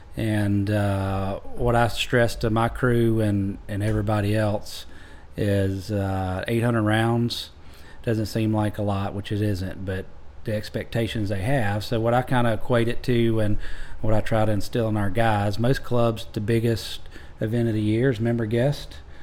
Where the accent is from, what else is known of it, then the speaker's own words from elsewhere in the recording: Augusta, Georgia, United States; moved away as an adult; also born or lived in Johns Island, South Carolina / Tifton, Georgia; now in Walterboro, United States; born and raised there in Augusta. Grew up going to the Masters